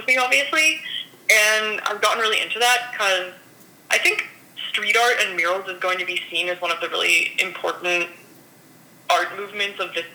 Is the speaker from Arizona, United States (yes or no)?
yes; Arizona, United States; moved away as an adult; also born or lived in Berlin; I grew up in Arizona and I'm from here